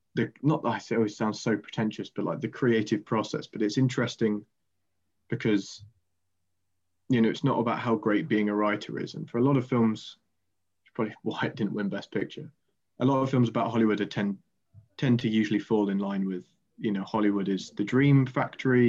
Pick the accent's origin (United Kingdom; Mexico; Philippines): United Kingdom; Quarrington, East Midlands; also born or lived in Canterbury; I'm from Quarrington, which is just outside of Lincoln, um, near Sleaford